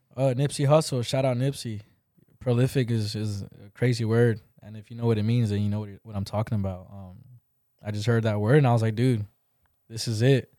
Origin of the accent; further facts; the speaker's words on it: California, United States; moved away; I grew up in Cali